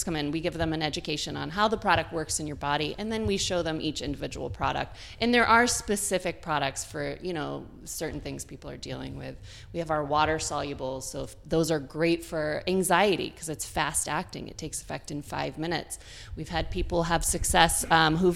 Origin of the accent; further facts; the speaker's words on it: Dryden, New York, United States; now in Boston area, United States; I grew up in Ithaca, New York, a tiny little town right outside of Ithaca called Dryden